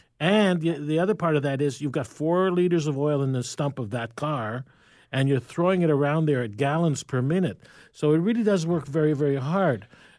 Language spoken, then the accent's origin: English; New York, United States; I'm from New York.